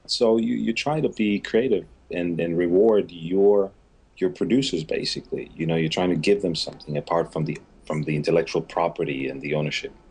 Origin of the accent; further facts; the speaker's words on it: Ghana; also born or lived in Nigeria; I grew up in Ghana, mm-hmm. so I have roots in Ghana